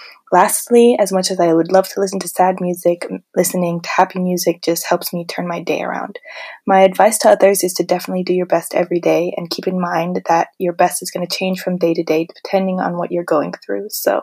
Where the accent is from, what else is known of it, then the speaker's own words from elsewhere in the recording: Sedona, Arizona, United States; I'm originally from Sedona, Arizona, and this year I'm looking forward to growing more professionally and creatively.